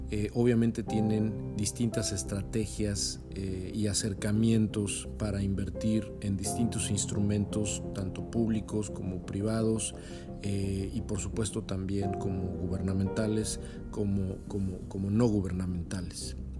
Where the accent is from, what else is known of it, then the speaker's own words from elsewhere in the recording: Mexico; now in California, United States; Yo vivo en California, pero soy mexicano